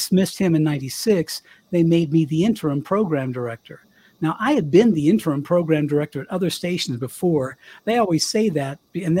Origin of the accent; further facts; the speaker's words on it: Colorado, United States; moved away as an adult; also born or lived in Miami; I left Power 96 to come back to my hometown here in Colorado, my little one radio station town.